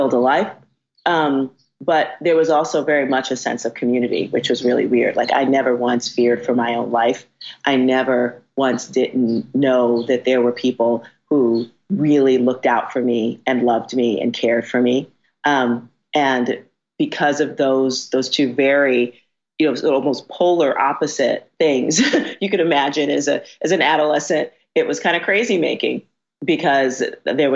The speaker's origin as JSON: {"language": "English", "town": "New York City", "region": "New York", "country": "United States", "tie": "born or raised there", "said": "I grew up in the South Bronx"}